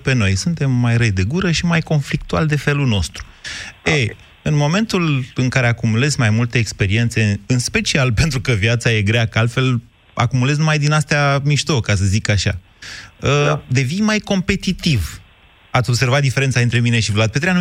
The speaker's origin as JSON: {"language": "Romanian", "town": "Drobeta-Turnu Severin", "region": "Mehedinți County", "country": "Romania", "moved": "yes", "lives_now": "Bucharest, Romania", "said": "eu plec de la Severin"}